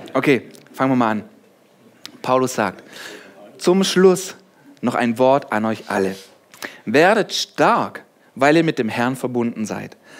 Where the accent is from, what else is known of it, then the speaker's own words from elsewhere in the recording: Germany; ich bin hier aufgewachsen, ich bin Deutscher, einfach nur ein Deutscher